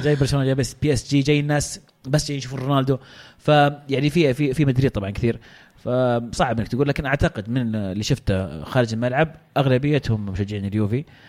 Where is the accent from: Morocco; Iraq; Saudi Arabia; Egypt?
Saudi Arabia; عندنا في السعوديه